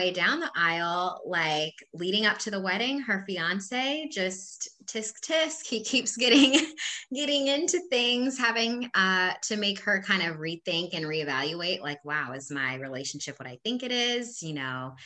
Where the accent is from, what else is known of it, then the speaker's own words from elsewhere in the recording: Havre de Grace, Maryland, United States; moved away as an adult; now in Hampton Roads, United States; I'm originally from Havertie Grace, Maryland. However, I have called Hampton Roads home now for a decade